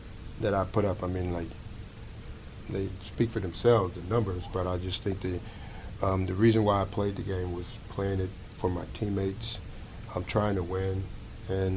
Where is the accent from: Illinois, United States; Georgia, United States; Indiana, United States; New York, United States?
Illinois, United States; Chicago; moved away as an adult; also born or lived in Texas; coming from where I came from Chicago